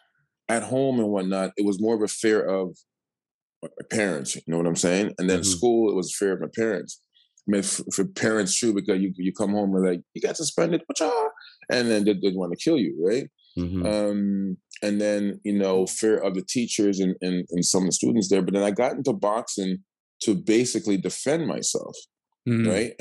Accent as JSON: {"language": "English", "town": "Toronto", "region": "Ontario", "country": "Canada", "tie": "born or raised there", "also_born_or_lived": "Markham", "said": "I grew up in Toronto first, and then my mom was like, we need a bigger house. So like Lansdowne in St. Clair first, and then we went to Scarborough"}